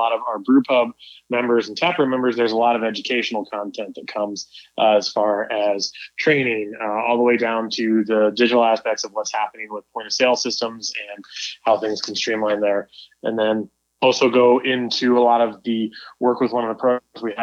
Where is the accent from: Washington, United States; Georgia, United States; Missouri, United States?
Missouri, United States; Kansas City; moved away; also born or lived in Colorado; I grew up in Kansas City.